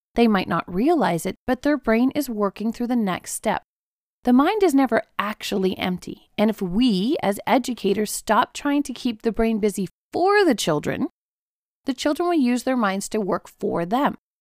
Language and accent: English; South Africa; I grew up in South Africa